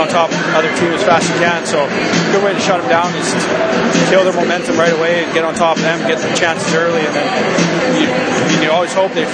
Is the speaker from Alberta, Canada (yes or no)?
yes; Lethbridge, Alberta, Canada; moved away as an adult; now in New England, United States; I'm from Alberta, so I went back home there for Christmas